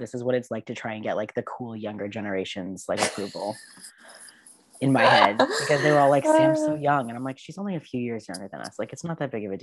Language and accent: English; Barrie, Ontario, Canada; also born or lived in Kingston; I went to high school in Barrie